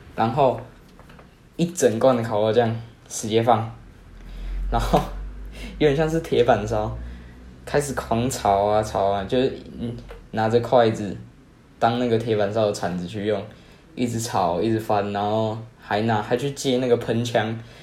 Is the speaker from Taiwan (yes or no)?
yes; Kaohsiung, Taiwan; 我是高雄人啊， 我是读比较好的国中吧